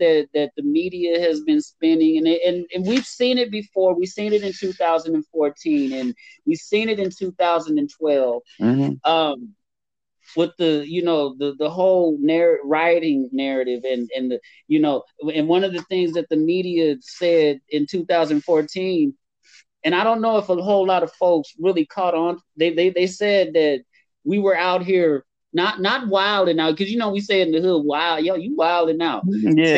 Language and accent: English; Santa Ana, California, United States; I'm from Santa Ana. I hail from Santa Ana. I grew up there